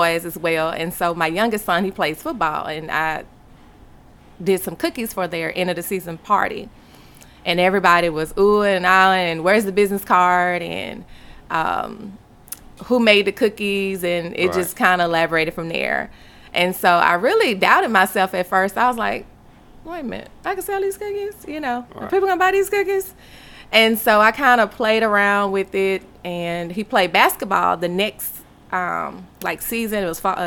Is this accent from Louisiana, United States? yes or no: yes; Baton Rouge, Louisiana, United States; moved away as an adult; also born or lived in Japan; I'm originally from Baton Rouge, Louisiana